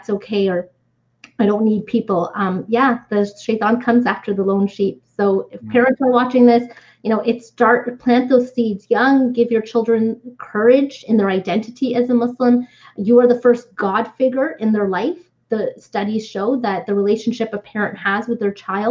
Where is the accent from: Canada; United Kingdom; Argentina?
Canada; But I grew up in Canada. I went to high school here.